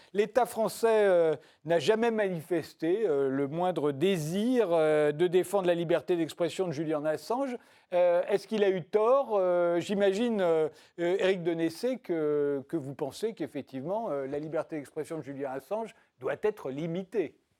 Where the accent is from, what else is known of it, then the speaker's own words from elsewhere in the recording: France; En tant que Français